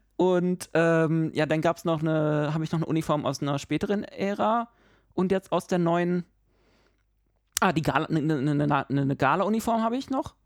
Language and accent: German; Berlin, Germany; moved away; ich bin Berliner